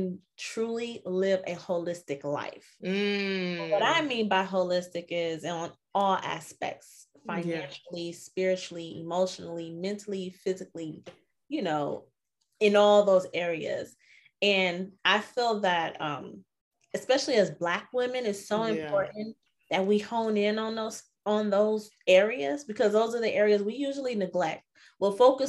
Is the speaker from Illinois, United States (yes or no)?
yes; Chicago, Illinois, United States; moved away as an adult; now in Arizona, United States; I'm originally from Chicago, but currently I reside in Arizona. I've been out here for a while, like 15 years